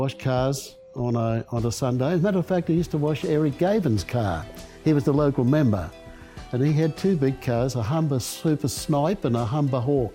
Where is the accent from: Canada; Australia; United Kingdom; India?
Australia; Gold Coast, Queensland; When I was growing up as a kid, it was like a little village, actually.